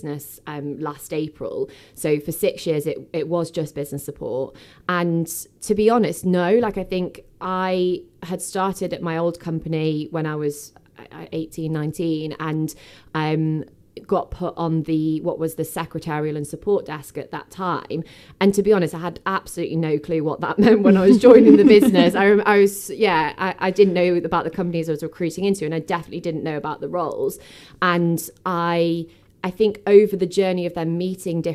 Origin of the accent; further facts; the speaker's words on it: Stockport, North West England, United Kingdom; I was born in Stockport. I went to school in Cheadle Hume